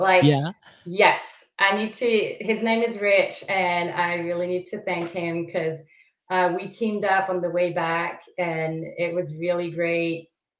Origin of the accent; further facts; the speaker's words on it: Switzerland; moved away as an adult; now in Southern California, United States; From Switzerland. Switzerland. Okay. So that's my home country.